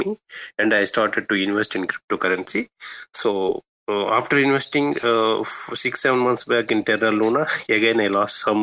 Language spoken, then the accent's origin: English; India; I am from India